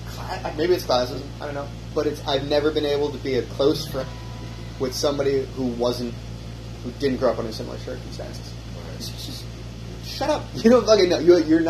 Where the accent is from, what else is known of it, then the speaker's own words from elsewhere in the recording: Rochester, New York, United States; also born or lived in Key West, Florida; I grew up poor as fuck. But when I was in fifth grade, I moved from Key West to Rochester.